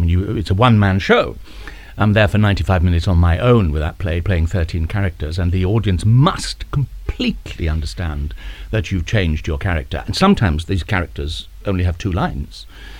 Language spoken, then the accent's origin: English; South Wales, United Kingdom; I'm from South Wales.